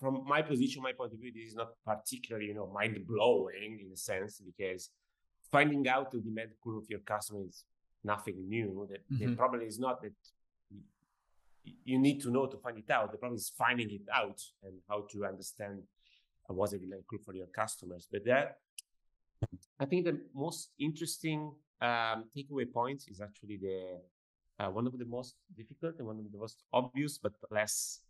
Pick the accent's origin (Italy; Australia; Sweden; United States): Italy; From our point of view, from Italy